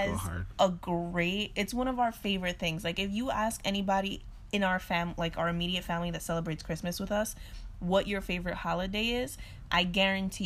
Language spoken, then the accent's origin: English; New York, United States; we're from New York